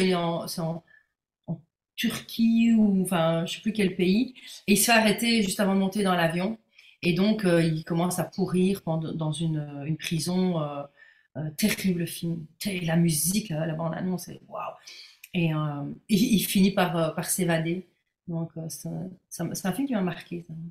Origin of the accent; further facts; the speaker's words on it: Belgium; pour une belge